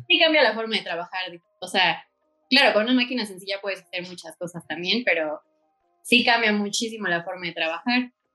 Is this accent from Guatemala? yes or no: no; Puebla, Mexico; also born or lived in León / New York; soy de Puebla